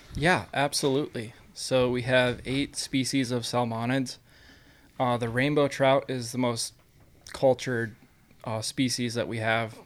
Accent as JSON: {"language": "English", "region": "Iowa", "country": "United States", "tie": "born or raised there", "also_born_or_lived": "Wisconsin", "moved": "as an adult", "lives_now": "Arizona, United States", "said": "I'm also from the Midwest, although I'm from Iowa and I grew up fishing small farm ponds for bass and bluegill"}